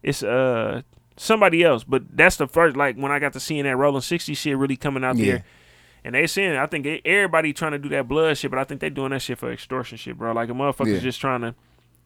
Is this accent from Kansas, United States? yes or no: no; Milwaukee, Wisconsin, United States; moved away; also born or lived in Indianapolis; I'm just not from here. I'm from Milwaukee